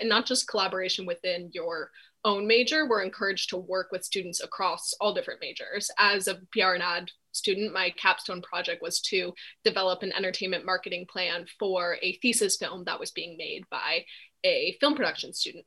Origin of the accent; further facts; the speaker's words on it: East Coast, United States; moved away as an adult; also born or lived in Los Angeles; I'm from the East Coast and I was looking to move back here